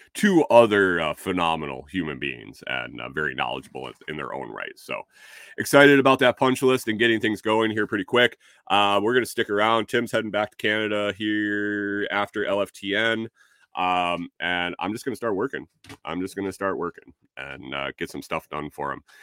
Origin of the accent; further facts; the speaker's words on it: New York, United States; moved away; also born or lived in Minnesota; I'm from Minnesota. I grew up in New York, so I got two, uh, I got two different places.